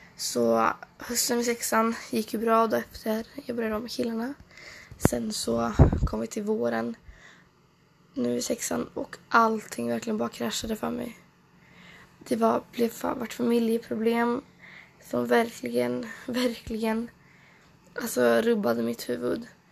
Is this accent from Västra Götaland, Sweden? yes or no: yes; Trollhättan, Västra Götaland, Sweden; also born or lived in Åsaka / Stockholm; jag växte upp i Norra Björke. Det ligger i, ungefär i Trollhättan, fast lite mer utkanten av Trollhättan